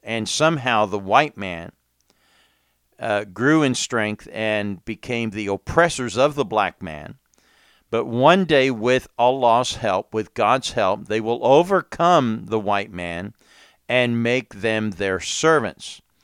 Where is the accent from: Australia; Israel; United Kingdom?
United Kingdom; England; moved away; now I grew up in England as well